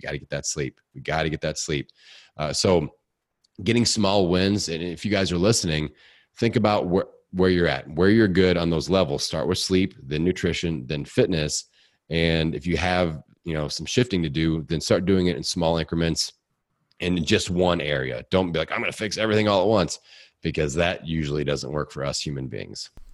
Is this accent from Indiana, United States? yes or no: yes; Bloomington, Indiana, United States; born or raised there